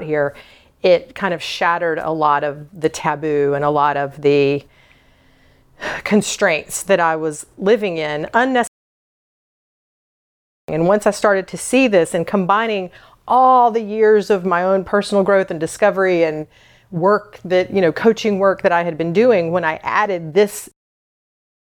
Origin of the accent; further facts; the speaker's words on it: the South, United States; So I was born and raised in the South.